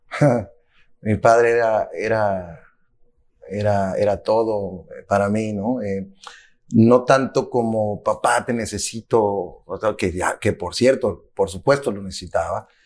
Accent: Zacatecas, Mexico; also born or lived in United States; soy ciudadano del mundo con pasaporte mexicano y americano. Nací en los Estados Unidos durante una gira eh, que mis padres tenían por acá, eh, que hacían anualmente, pero eh, culturalmente soy mexicano.

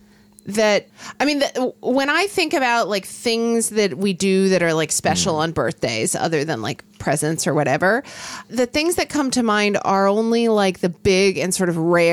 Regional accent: Oklahoma, United States; now in West Coast, United States; When I was growing up in Oklahoma

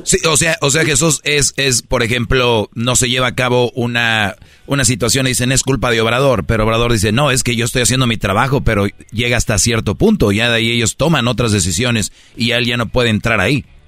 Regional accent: Monterrey, Nuevo León, Mexico; soy de Monterrey

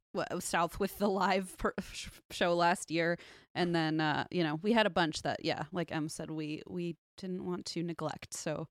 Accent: Switzerland; I'm from Switzerland, and the only cryptids I grew up with are the Krampus

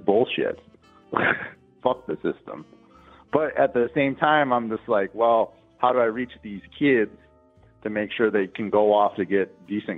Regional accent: Midwest, United States; I'm like from the Midwest

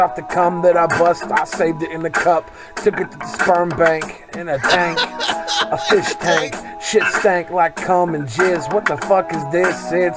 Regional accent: Seattle, Washington, United States; I'm a Seahawks fan. I'm from Seattle.

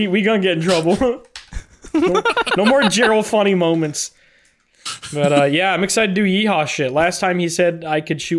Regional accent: Canada; you can buy it as a Canadian

